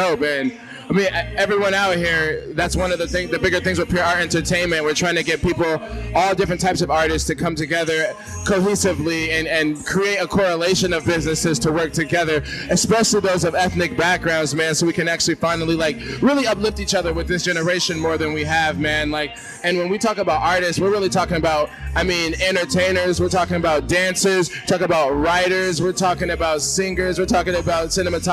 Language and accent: English; San Diego, California, United States; also born or lived in Hartford, Connecticut; I'm from Connecticut is where I was born, Hartford. Shout out to Hartford. But I live out here in San Diego now, and I've lived out here pretty much my whole life since I was a little kid